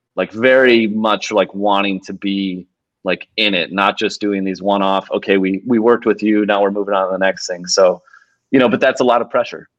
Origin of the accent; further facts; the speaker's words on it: Milwaukee, Wisconsin, United States; moved away; my hometown Milwaukee Brewers